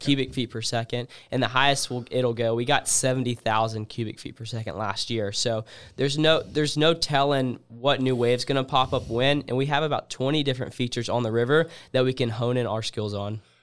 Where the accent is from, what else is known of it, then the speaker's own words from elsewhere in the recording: Columbus, Georgia, United States; my hometown